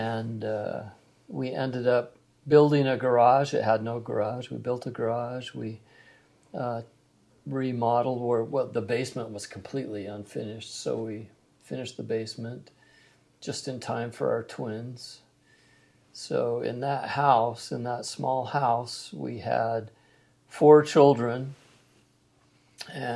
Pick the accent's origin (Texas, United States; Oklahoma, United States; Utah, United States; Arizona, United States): Utah, United States; Salt Lake City; also born or lived in Southern California; I'm from Utah. At a very young age, my family moved to Southern California. And we lived there until I was about 5 or 6 and moved back to Salt Lake City